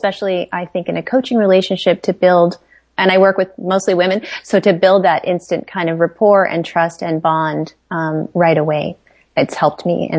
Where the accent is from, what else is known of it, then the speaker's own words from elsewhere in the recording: India; born there; I was born in India.